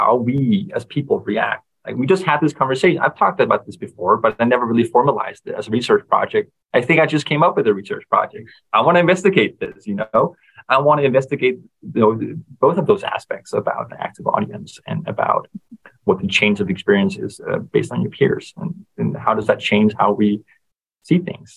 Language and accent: English; Denmark; I come from Denmark where our social hierarchy is just pretty flat in general